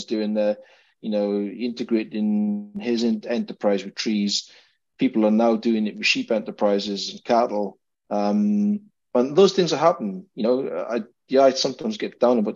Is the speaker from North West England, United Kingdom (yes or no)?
no; South Wales, United Kingdom; moved away as an adult; now in Scotland, United Kingdom; as a farmer growing up in South Wales